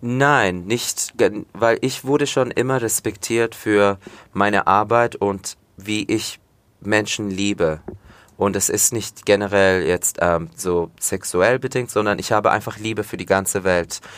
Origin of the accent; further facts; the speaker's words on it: Fürth, Bavaria, Germany; also born or lived in village near Komotini, Greece (family origin); Fürth, ja, Schule, wie gesagt, im Fürther Krankenhaus geboren, aufgewachsen, immer noch hier wohnen